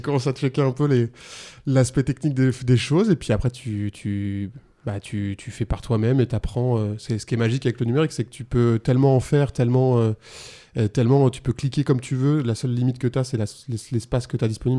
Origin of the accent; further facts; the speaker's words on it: La Rochelle, Nouvelle-Aquitaine, France; moved away as an adult; now in Avignon, France; je viens de, du Poitou-Charentes, enfin bref, La Rochelle